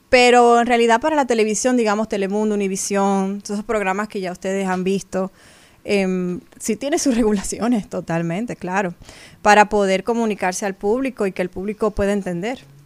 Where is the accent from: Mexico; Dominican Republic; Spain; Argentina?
Dominican Republic; como dominicana puedo representar a mi país en esas plataformas fuera de mi tierra